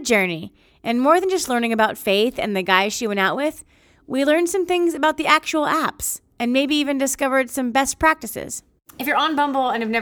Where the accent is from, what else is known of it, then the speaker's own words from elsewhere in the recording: California, United States; now in Nashville, United States; I was from California